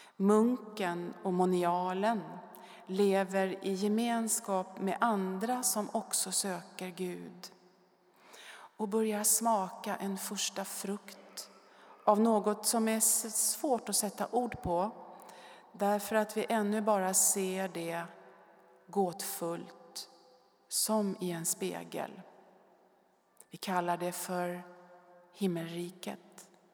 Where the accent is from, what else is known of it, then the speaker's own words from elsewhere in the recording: Stockholm, Stockholm County, Sweden; Jag är född i Stockholm och bodde första fyra åren granne med Bellman på Urvädersgränd, högt uppe på Söders höjder